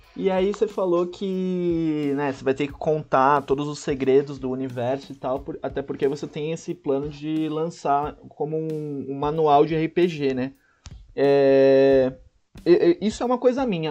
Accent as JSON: {"language": "Portuguese", "town": "Santos", "region": "São Paulo", "country": "Brazil", "tie": "born or raised there", "said": "Santos, que é a minha terra"}